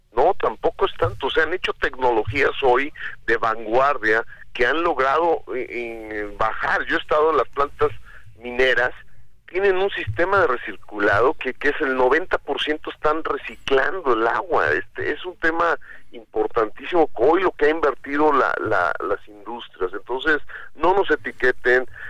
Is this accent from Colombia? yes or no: no; Mexico; es un orgullo como mexicanos